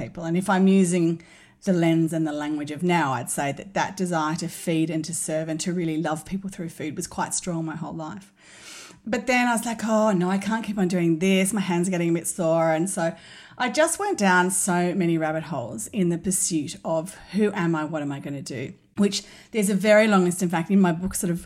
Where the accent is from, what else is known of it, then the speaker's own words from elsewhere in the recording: Sydney, New South Wales, Australia; I grew up in Sydney in the North Shore. I grew up in St Ives